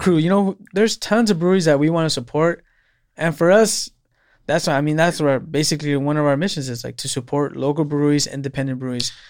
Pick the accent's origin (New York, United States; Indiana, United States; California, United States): California, United States; Salinas; I was born and raised in Salinas